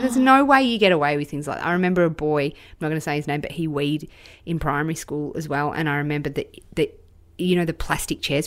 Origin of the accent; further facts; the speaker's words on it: Australia; as an Australian